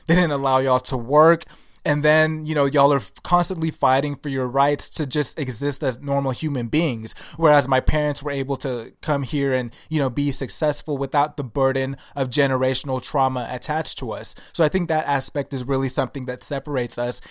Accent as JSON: {"language": "English", "country": "Nigeria", "said": "I'm Nigerian and I know where I came from"}